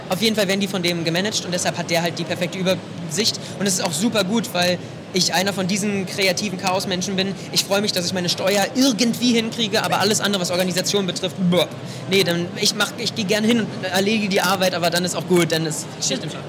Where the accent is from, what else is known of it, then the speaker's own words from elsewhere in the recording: Potsdam, Brandenburg, Germany; ich ich komme aus Potsdam